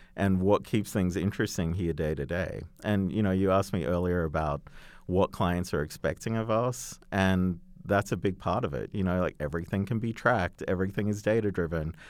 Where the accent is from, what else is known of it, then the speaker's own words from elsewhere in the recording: Australia; accent: Australian; moved away; Australian tourism, which, uh, you know, through my accent, you might gather I might know a little bit about.